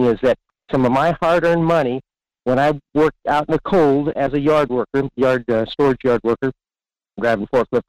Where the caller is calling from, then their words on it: Fairbanks, Alaska, United States; in Fairbanks.